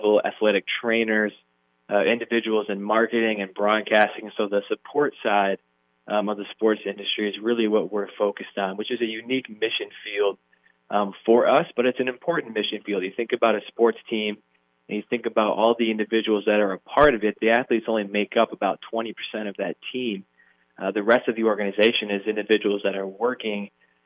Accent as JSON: {"language": "English", "town": "Kalamazoo", "region": "Michigan", "country": "United States", "tie": "born or raised there", "said": "I grew up in Kalamazoo, Michigan. It's on the west side of the state"}